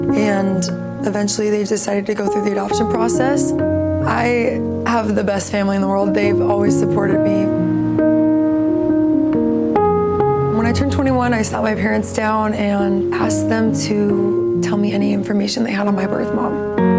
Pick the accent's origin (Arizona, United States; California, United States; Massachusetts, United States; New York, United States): Arizona, United States; Gilbert; Gilbert, Arizona.